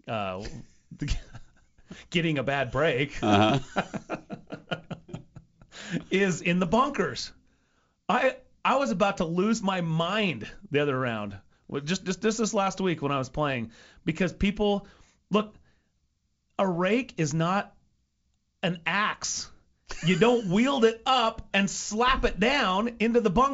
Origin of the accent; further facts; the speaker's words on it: Idaho, United States; I'm from Idaho